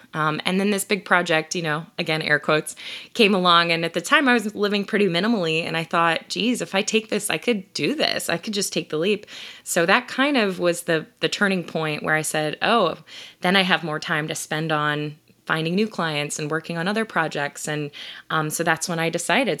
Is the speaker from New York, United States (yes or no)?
no; Ohio, United States; moved away as an adult; also born or lived in Columbus, Ohio; now in Philadelphia, United States; I'm originally from Ohio